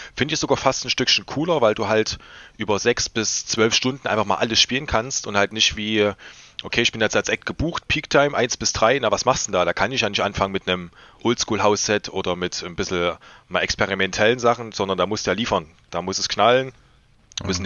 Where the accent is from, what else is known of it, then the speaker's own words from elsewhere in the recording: Leipzig, Saxony, Germany; als äh, Leipziger